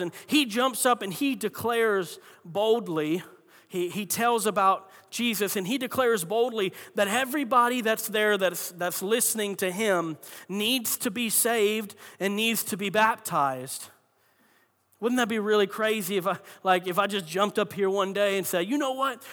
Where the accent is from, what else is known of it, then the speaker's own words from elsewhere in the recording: Florida, United States; moved away; I'm from Florida